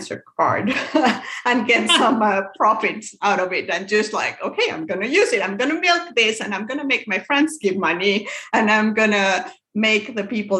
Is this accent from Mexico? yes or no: yes; Mexico; moved away as an adult; now in United States; I'm actually from Mexico, but I live here in the United States. I've been living here for 10 years now.